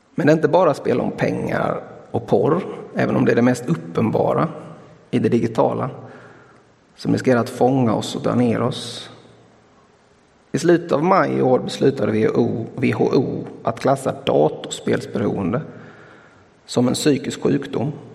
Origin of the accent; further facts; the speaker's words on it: Blekinge, Sweden; som vi säger hemma i Blekinge